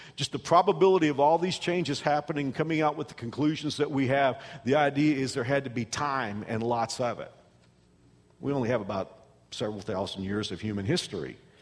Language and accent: English; Texas, United States; I'm from Texas, and we have rattlesnakes in Texas